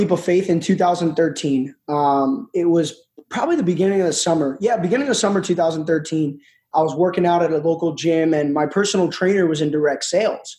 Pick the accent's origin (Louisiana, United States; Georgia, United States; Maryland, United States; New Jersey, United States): New Jersey, United States; I'm actually 29 years old, born and raised in New Jersey